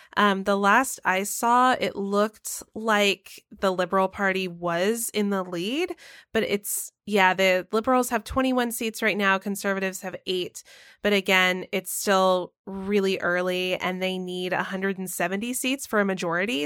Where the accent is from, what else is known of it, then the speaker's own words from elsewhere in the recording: the South, United States; moved away; I grew up in the South where it was, like, taboo to say that you were an atheist